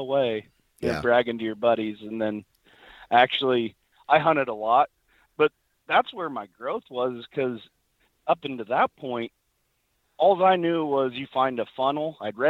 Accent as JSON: {"language": "English", "region": "Missouri", "country": "United States", "said": "So I was from Missouri, and that brings its own challenges, you know, as far as rifle season being right in the middle of the rut."}